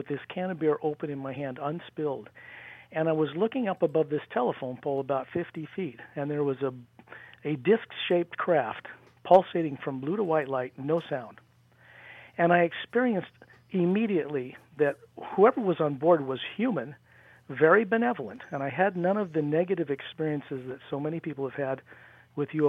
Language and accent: English; near Salt Lake, Utah, United States; also born or lived in Washington State; in Utah, where I grew up near Salt Lake